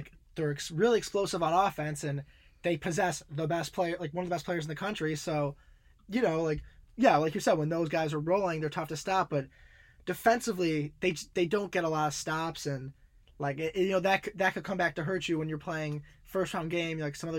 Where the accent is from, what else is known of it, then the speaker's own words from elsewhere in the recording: Illinois, United States; I watch a lot of Illinois. It's my home state.